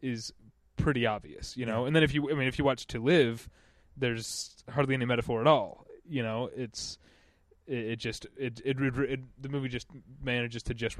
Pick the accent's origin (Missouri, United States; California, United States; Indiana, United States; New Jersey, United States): Missouri, United States; I'm from Missouri. I say cuss, not curse.